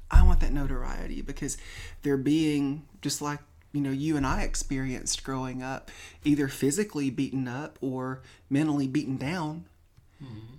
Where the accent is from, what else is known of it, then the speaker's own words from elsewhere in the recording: Tennessee, United States; moved away as an adult; now in California, United States; We're both from Tennessee originally